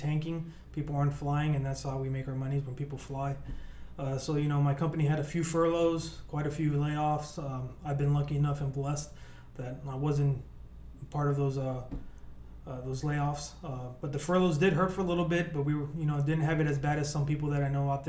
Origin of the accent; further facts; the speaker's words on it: Miami, Florida, United States; also born or lived in Cuba; the lifestyle that I grew up with, you know, growing up in Miami